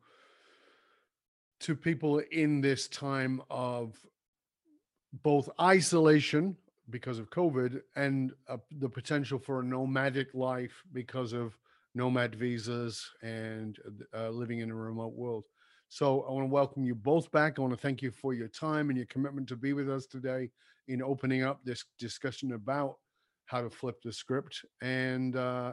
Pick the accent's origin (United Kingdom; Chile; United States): United Kingdom; moved away; I was born as a Brit